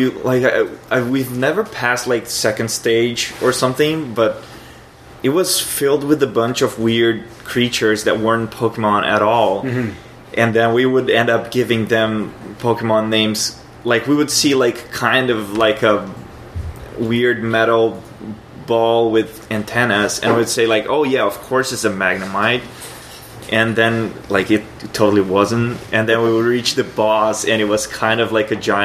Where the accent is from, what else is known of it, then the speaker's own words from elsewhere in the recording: Brazil; English is a second language; moved away; I'm from Brazil, and things are very expensive there